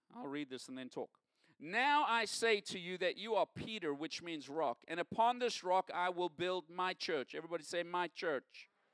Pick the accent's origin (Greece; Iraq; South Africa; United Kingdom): South Africa; moved away as an adult; now in United States; Growing up in South Africa, I grew up in a time of segregation